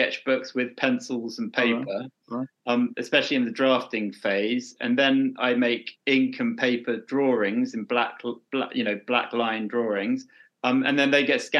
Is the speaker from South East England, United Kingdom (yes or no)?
yes; Brighton and Hove, South East England, United Kingdom; I'm from Brighton and Hove